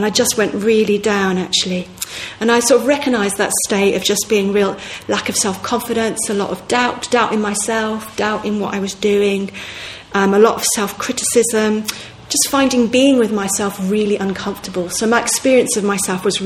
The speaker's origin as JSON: {"language": "English", "town": "Manchester", "region": "North West England", "country": "United Kingdom", "tie": "born or raised there", "moved": "as an adult", "said": "Manchester's my hometown in some ways. I lived in Manchester from when I was about 7 to when I was about 23 or something."}